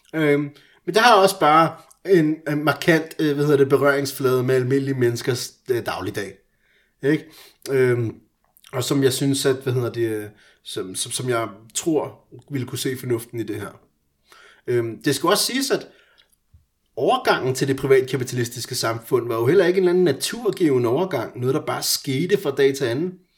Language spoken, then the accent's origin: Danish; Iran; now in Denmark; jeg er iraner